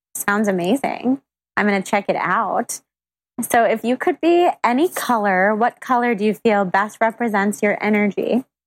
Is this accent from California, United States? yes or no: yes; Sacramento, California, United States; moved away; I'm from Sacramento and I go back all the time